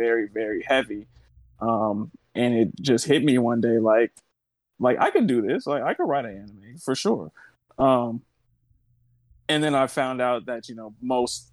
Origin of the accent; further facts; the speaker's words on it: Oakland, California, United States; now in Los Angeles, United States; I'm from Oakland, California, born and raised. I'm in Los Angeles now.